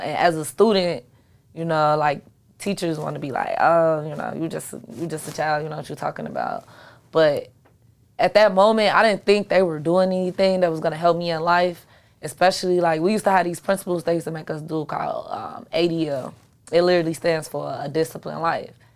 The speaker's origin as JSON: {"language": "English", "town": "Chicago", "region": "Illinois", "country": "United States", "tie": "born or raised there", "said": "I'm from Chicago."}